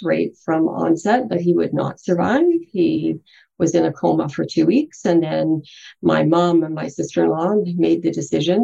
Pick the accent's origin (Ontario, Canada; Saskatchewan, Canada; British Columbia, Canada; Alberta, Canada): British Columbia, Canada; also born or lived in Rivers, Manitoba; we moved around a little bit, but settled into British Columbia when I was about 4 years old